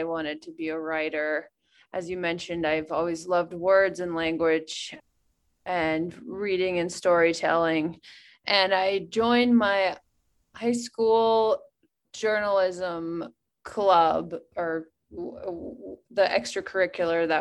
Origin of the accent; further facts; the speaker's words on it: Wyoming, United States; moved away as an adult; also born or lived in Telluride, Colorado; moving back to my hometown in Wyoming